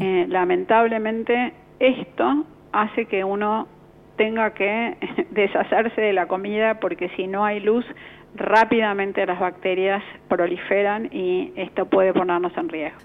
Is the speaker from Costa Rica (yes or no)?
no; Argentina; como población argentina